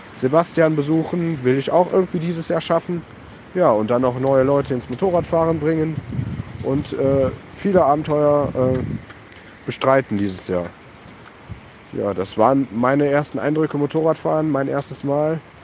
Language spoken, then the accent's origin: German; Germany; bei uns in der Eifel